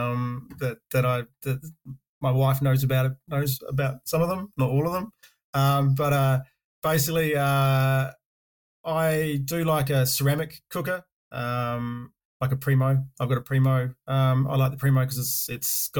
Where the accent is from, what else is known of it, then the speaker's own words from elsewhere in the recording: Karratha, Western Australia, Australia; moved away as an adult; also born or lived in Dampier, Australia / Perth, Australia; now in New Zealand; I'm actually Australian. Originally, I say I was born and raised in the northwest of Western Australia. Born in Dampier, grew up in Karratha, and then moved down to Perth when I was in my older years.